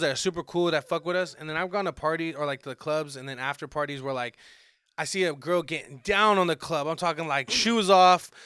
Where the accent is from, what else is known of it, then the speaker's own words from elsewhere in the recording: Arizona, United States; also born or lived in Santa Monica, California; I claim Arizona is where I grew up. I was born out in Santa Monica, okay, and like yeah. I, I, moved out here when I was like six